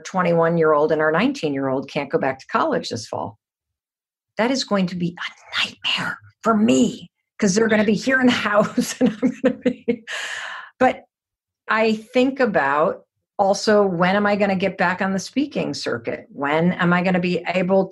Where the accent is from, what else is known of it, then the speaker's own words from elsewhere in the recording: Muskegon, Michigan, United States; moved away; I grew up in Muskegon, Michigan.